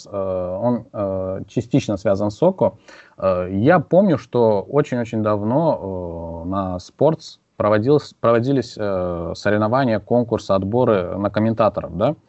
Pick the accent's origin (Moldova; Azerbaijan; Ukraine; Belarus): Azerbaijan; Я, я с Азербайджана.